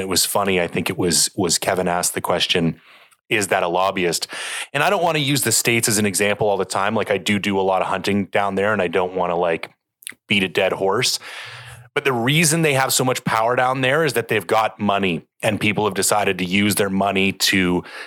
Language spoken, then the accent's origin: English; Canada; as a Canadian